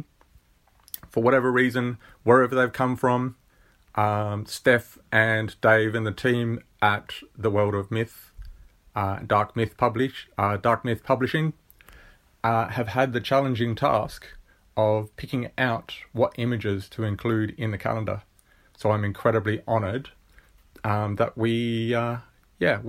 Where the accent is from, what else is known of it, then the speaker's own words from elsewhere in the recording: Murray Bridge, South Australia, Australia; I am an Aussie boy. I'm from South Australia, from a little place in South Australia called Murray Bridge